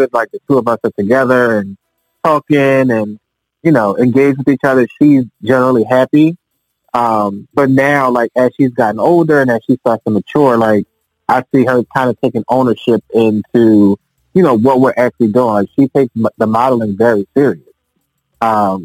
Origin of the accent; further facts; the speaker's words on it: Philadelphia, Pennsylvania, United States; also born or lived in Petersburg, Virginia; born and raised in Philly